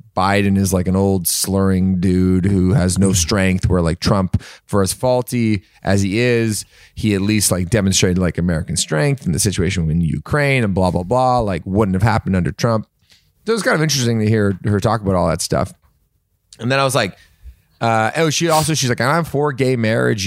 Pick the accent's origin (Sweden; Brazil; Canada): Canada; now in United States; I'm Canadian